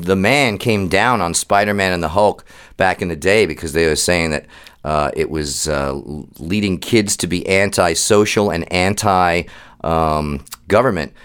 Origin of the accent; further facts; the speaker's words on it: Bergen County, New Jersey, United States; my home county